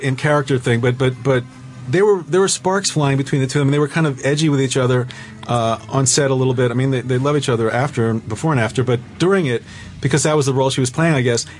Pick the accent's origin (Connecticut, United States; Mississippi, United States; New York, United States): New York, United States; We're from New York